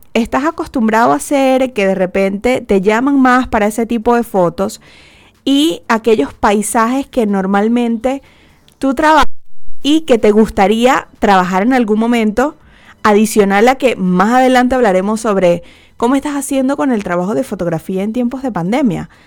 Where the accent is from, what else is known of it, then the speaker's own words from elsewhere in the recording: Venezuela; now in Chile; siendo venezolanos